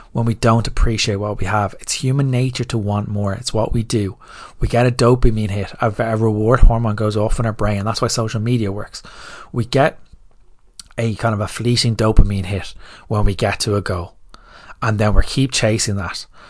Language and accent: English; Ireland; as Irish people